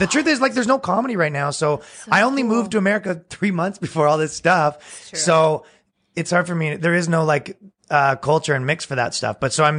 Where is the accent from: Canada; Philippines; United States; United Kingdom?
Canada; moved away; I'm Canadian